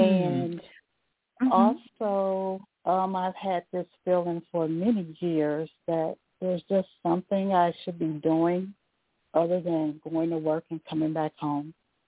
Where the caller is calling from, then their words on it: Florida, United States; Hi, I'm calling from Florida.